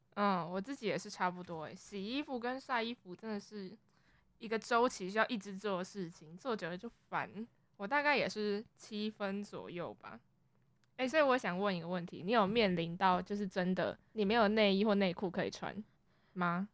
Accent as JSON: {"language": "Chinese", "region": "Kaohsiung", "country": "Taiwan", "moved": "as an adult", "lives_now": "Taipei, Taiwan", "said": "因为我们都是从高雄上来的学生"}